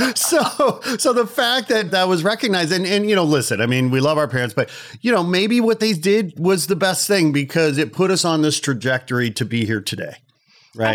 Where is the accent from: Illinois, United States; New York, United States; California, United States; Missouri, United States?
Illinois, United States; Chicago; Growing up in Chicago